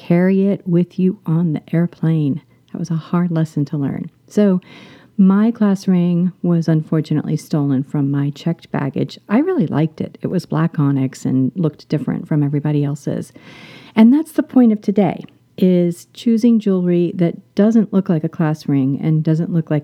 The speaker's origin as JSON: {"language": "English", "region": "Florida", "country": "United States", "tie": "born or raised there", "said": "I grew up in Florida"}